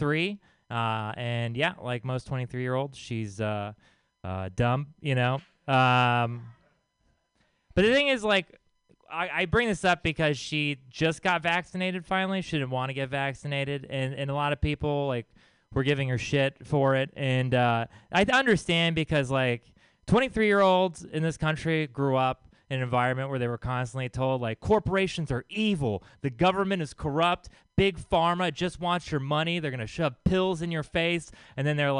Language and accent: English; Texas, United States; I'm from Texas.